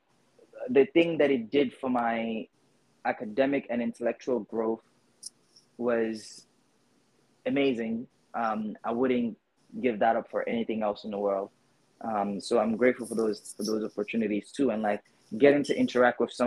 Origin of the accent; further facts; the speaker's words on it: New York City, New York, United States; also born or lived in Guinea; growing up in the Bronx